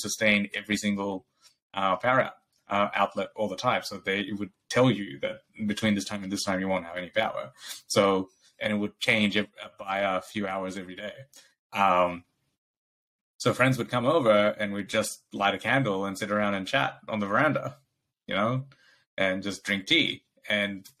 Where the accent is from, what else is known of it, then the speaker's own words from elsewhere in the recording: Bangladesh; moved away; I grew up in Bangladesh